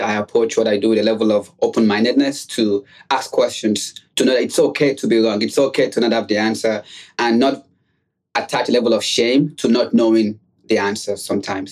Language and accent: English; Nigeria; moved away as an adult; also born or lived in New York City, United States; now in United States; I also was born and raised outside of the United States. I was born in Nigeria